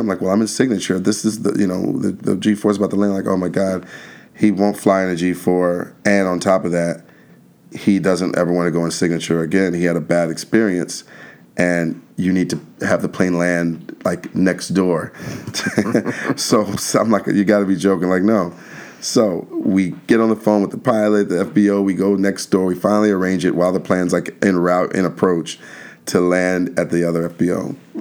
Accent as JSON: {"language": "English", "town": "Alexandria", "region": "Virginia", "country": "United States", "tie": "born or raised there", "said": "I'm originally from Washington D.C. area, a little town outside of D.C. called Alexandria, Virginia"}